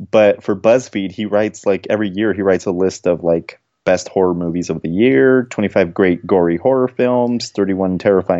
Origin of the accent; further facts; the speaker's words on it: Denver, Colorado, United States; now in Aurora, United States; I'm from Denver and I live in Aurora.